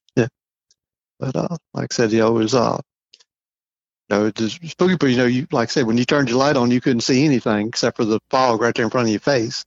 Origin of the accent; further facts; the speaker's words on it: just north of Baton Rouge, Louisiana, United States; moved away as an adult; also born or lived in Charleston, South Carolina; now in Missouri, United States; I grew up just north of Baton Rouge